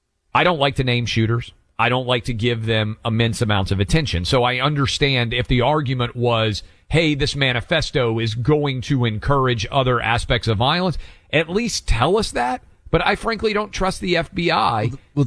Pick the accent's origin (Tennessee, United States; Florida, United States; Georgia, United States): Tennessee, United States; Nashville; my hometown of Nashville.